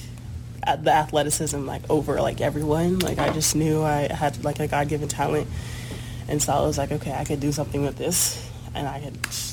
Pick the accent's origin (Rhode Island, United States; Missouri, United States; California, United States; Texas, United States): Missouri, United States; St. Louis; moved away; also born or lived in Kansas City; I'm from, born in Kansas City, but I'm from St. Louis, Missouri